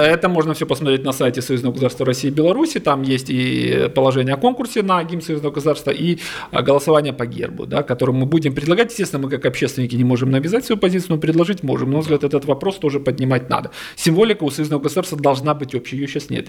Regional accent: Crimea, Ukraine; я, допустим, крымчанин, родился в Крыму

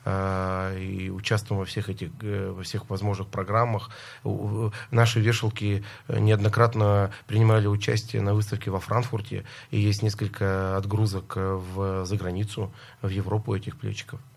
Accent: Lysva, Perm Krai, Russia; now in Moscow, Russia; Да, я э, родился в Лысьве. До института жил и учился в городе Лысьве и обратно вернулся в Лысьву развивать свой собственный бизнес.

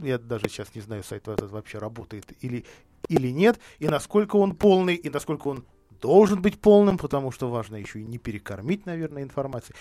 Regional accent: Vladimir, Vladimir Oblast, Russia; я из, из Владимира

